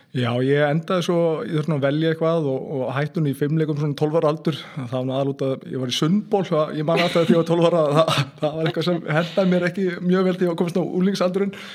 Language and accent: Icelandic; Seltjarnarnes, Capital Region, Iceland; ég er alveg upp á Seljarnösunu og hérna, já, bara fættist og, og uppalinn þar.